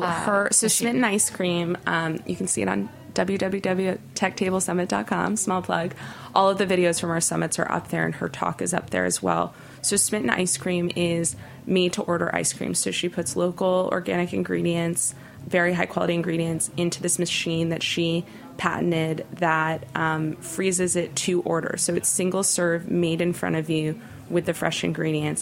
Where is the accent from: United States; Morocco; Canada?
United States; Los Angeles, California; now in New York, United States; LA has emerged as such an interesting food city, but growing up, that was not the case. And I credit Nancy hugely for putting my hometown on the map